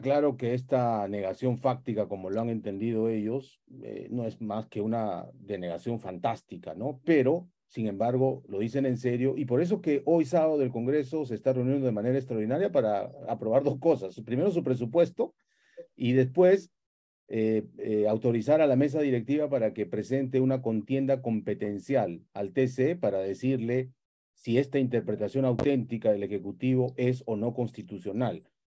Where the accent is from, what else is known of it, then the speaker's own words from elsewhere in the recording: Peru; como peruano